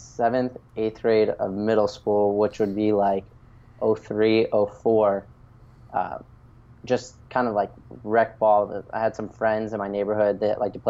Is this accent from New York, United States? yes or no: no; Wilmington, North Carolina, United States; also born or lived in Washington, D.C. / Florida; now in Pacific Beach, San Diego, United States; I was born in Washington, D.C., and I moved quickly to Wilmington, North Carolina. It's this little beach town